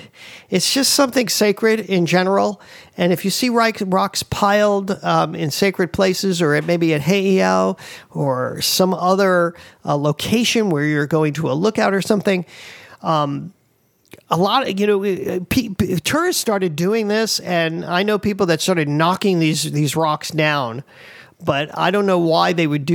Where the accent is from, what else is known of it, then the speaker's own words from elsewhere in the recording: East Coast, United States; now in Hawaii, United States; I came from the East Coast. You know, this kind of like, you can tell I'm from the East Coast, right? And I came here to Hawaii 27 years ago